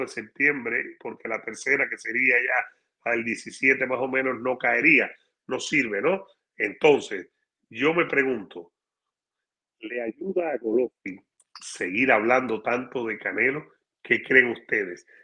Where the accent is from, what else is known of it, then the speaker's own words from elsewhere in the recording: Cuba; now in United States; para mi país, donde nací